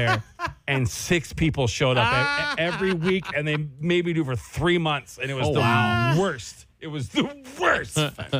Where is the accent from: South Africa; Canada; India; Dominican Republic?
Canada; Guelph, Ontario; Hey, guys, are you a Contessa open to anyone in Ontario or just around the Ottawa region? I'm from Guelph.